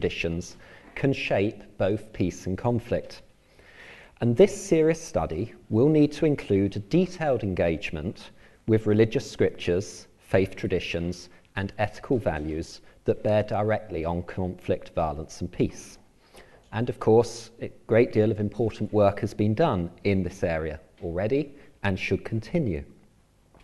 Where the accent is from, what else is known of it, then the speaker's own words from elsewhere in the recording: England, United Kingdom; moved away as an adult; now in Northern Ireland, United Kingdom; as you may well be able to tell from my accent, I come originally from England. I moved to live and work in Northern Ireland 8 years ago